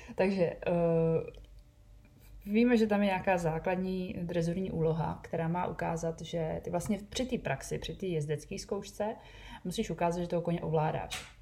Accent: Bohemia, Czechia; u nás v Čechách

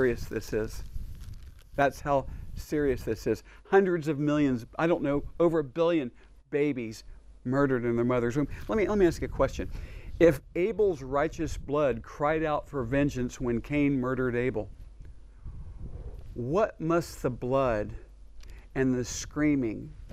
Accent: Dayton, Ohio, United States; moved away as an adult; also born or lived in Houston, Texas; now in Israel; It's a town I grew up in Ohio

